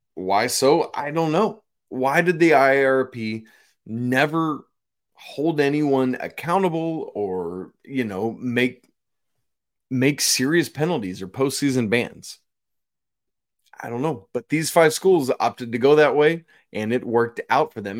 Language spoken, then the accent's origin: English; Atlanta, Georgia, United States; I grew up in Atlanta, and my dad always told me that growing up in Atlanta was one of the biggest disservices I ever had in terms of learning to drive